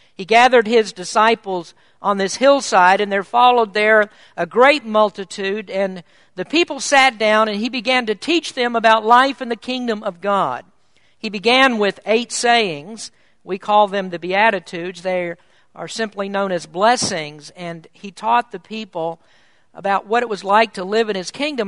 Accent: Kentucky, United States; moved away as an adult; I was born in Kentucky, and until 12 years ago, I lived my entire, entire life in the Bible Belt

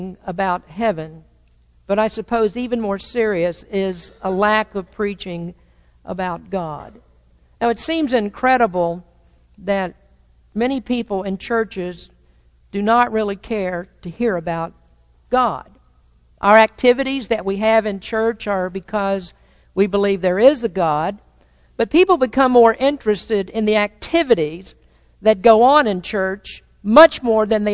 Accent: the South, United States; now in Santa Rosa, United States; I'm from the South, and our neighborhoods in the South are dotted with churches.

